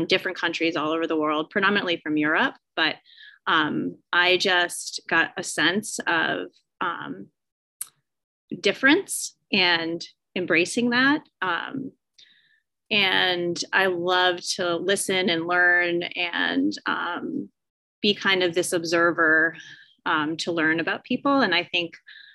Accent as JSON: {"language": "English", "region": "Southern Vermont", "country": "United States", "tie": "born or raised there", "said": "I was born and raised in Southern Vermont"}